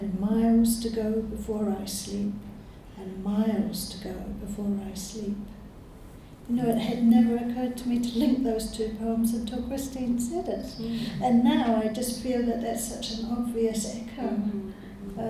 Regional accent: New Zealand; as a New Zealander

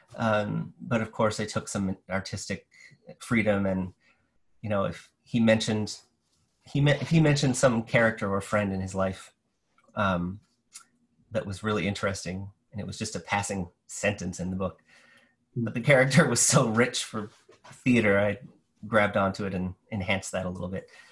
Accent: New Brunswick, Canada; now in St. John's, Canada; I'm from New Brunswick originally

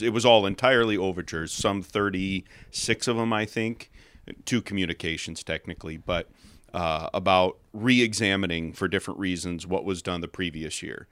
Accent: Chicago, Illinois, United States; moved away as an adult; now in Escalon, United States; born and raised in the Chicago suburbs

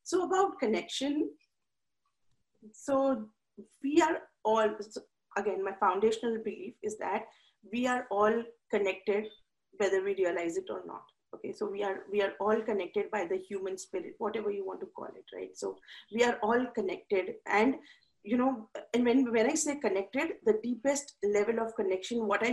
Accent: India; moved away as an adult; now in United States; I'm from India. So when I came to America, it was a totally different, and I came here when I was 23 and I was living with my parents

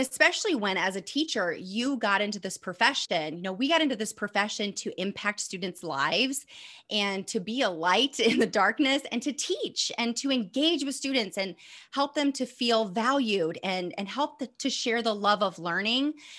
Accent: Northeast Indiana, United States; I'm from Indiana, Northeast Indiana. Um, I'm in Fort Wayne

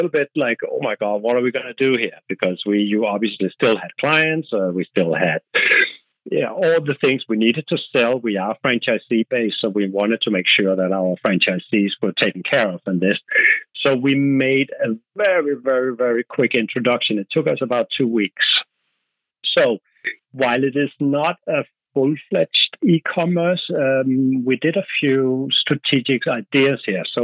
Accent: Denmark; accent: Danish; English is a second language; moved away; As you can hear on my accent, I'm Danish

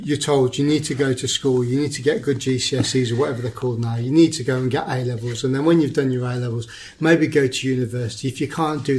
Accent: Midlands, United Kingdom; I'm from the Midlands

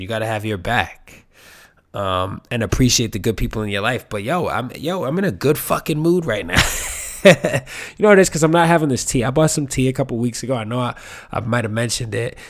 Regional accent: New York City, New York, United States; I grew up here in New York

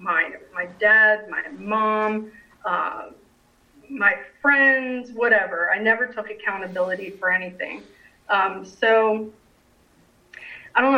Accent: New Jersey, United States; now in Raleigh, United States; I grew up in New Jersey

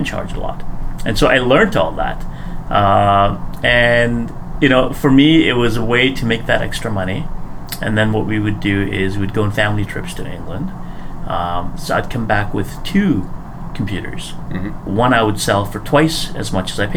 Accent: Nairobi, Kenya; also born or lived in Ponoka, Alberta, Canada / Red Deer, Alberta, Canada; now in Edmonton, Canada; back in Kenya, so I was born in Kenya

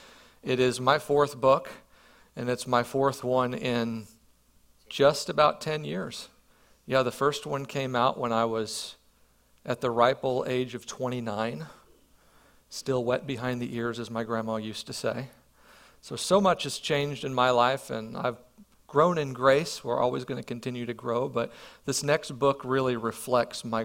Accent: Perryville, United States; moved away; I grew up here in Perryville

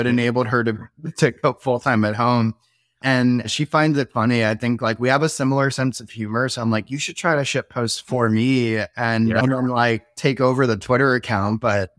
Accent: Florida, United States; now in Austin, United States; this actually feels like super homey after growing up in Florida.

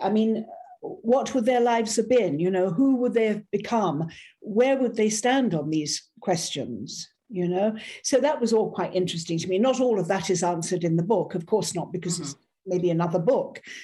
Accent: Ireland; also born or lived in South of France; now in France; an Irish Catholic

